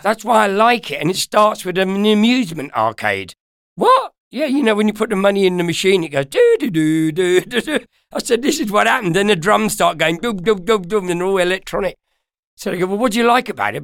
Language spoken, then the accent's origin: English; London, United Kingdom; also born or lived in Ireland; I'm born in Ireland, but I'm from London, yeah, North London.